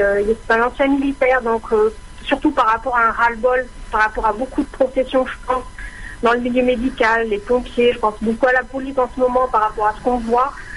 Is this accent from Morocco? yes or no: no; France; moved away as an adult; now in Switzerland; je suis française